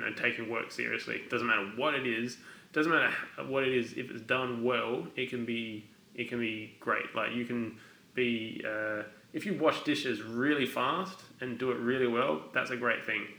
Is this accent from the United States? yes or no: no; Adelaide, South Australia, Australia; also born or lived in Glasgow; grew up in Adelaide